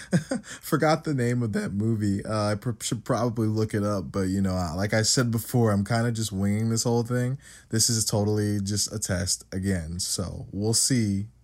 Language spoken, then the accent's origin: English; United States; I am an American.